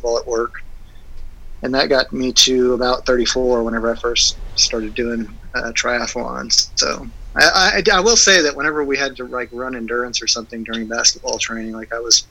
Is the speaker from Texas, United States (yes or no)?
yes; Houston, Texas, United States; born and raised in Houston, Texas.